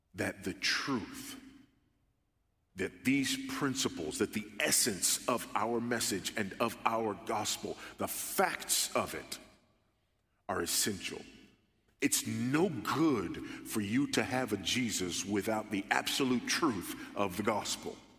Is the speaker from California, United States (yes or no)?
yes; California, United States; now in Texas, United States; I'm a Californian by birth, but a Texan by the grace of God